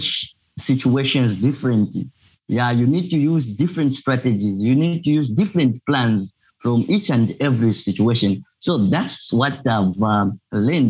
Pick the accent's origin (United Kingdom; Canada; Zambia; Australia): Zambia; moved away as an adult; now in Obninsk, Russia; I am from Zambia